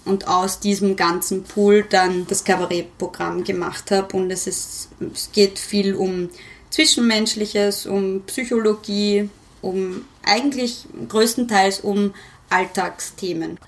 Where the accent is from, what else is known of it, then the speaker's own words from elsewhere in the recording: Vienna, Austria; Ich bin ja Wienerin